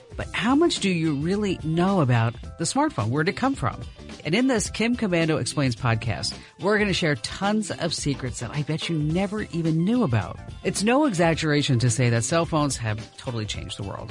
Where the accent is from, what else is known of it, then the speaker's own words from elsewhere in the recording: New Jersey, United States; moved away; I was from New Jersey